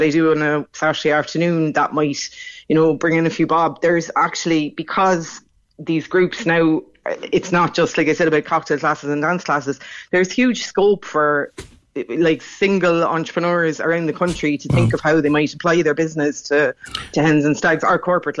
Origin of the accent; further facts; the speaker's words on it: Crosshaven, Munster, Ireland; I grew up in Crosshaven in Carrigaline, and we all said Novel